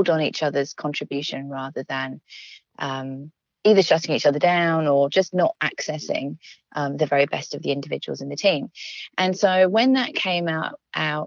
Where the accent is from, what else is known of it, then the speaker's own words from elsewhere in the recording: London, United Kingdom; also born or lived in Manchester; I grew up in London